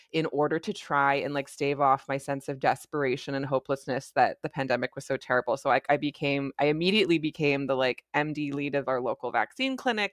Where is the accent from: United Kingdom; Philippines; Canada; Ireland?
Canada; I'm a Canadian family physician